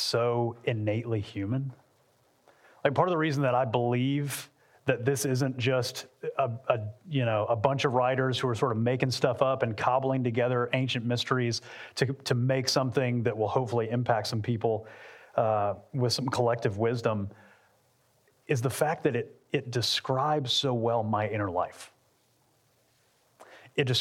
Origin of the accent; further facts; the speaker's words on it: Atlanta, Georgia, United States; moved away as an adult; also born or lived in Lakeland, Florida; we're from Atlanta, but we spent the last 11 years in Central Florida and Lakeland